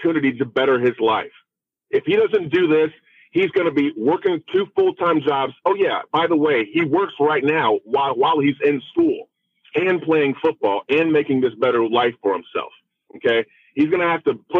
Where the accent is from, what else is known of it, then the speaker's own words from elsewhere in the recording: Florida, United States; I am African American. I grew up in the state of Florida.